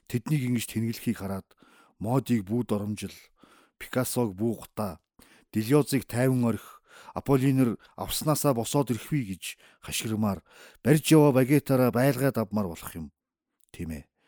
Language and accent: Mongolian; Uvs, Mongolia; born or raised there